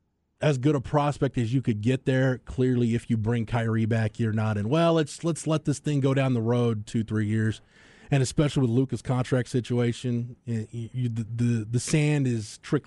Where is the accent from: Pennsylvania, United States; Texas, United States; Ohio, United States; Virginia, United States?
Texas, United States; Florence; Yeah, I am from Florence, and I will throw shade on San Antonio.